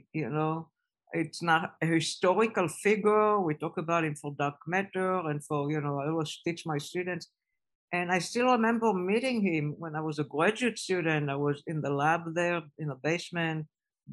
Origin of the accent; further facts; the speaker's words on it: Israel; moved away as an adult; I was growing up in Israel